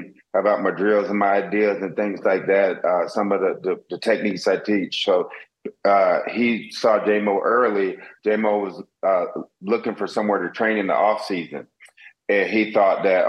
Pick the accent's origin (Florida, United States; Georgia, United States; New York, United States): Florida, United States; South; also born or lived in Wisconsin; I grew up here in South Florida